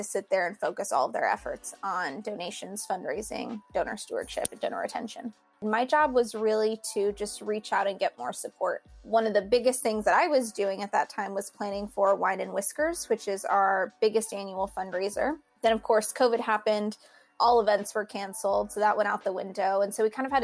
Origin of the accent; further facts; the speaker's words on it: the Rio Grande Valley, Texas, United States; also born or lived in Houston, Texas; I grew up here in the Valley